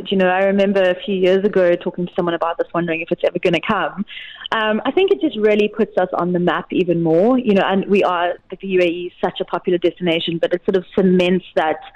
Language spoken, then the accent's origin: English; South Africa; as a South African, I can definitely promote that.